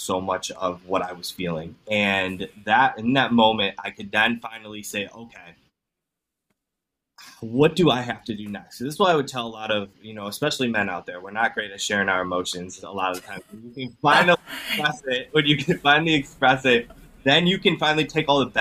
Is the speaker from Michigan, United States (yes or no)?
no; Cleveland, Ohio, United States; I'm from Cleveland, Ohio